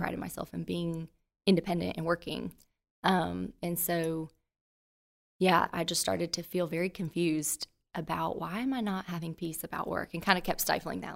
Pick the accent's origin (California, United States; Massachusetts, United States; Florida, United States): Florida, United States; Central; moved away as an adult; also born or lived in Jacksonville, Florida / Trussville, Alabama; now in Birmingham, United States; I'm originally from Central Florida